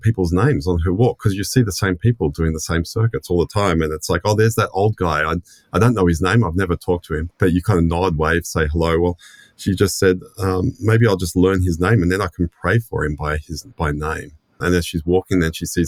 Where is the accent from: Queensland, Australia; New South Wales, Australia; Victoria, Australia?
New South Wales, Australia; Sydney; moved away as an adult; now in Melbourne, Australia; I grew up in Sydney, born and raised in Sydney